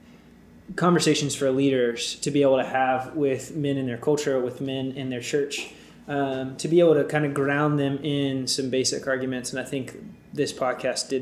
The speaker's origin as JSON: {"language": "English", "country": "United States", "tie": "born or raised there", "said": "I was born in America"}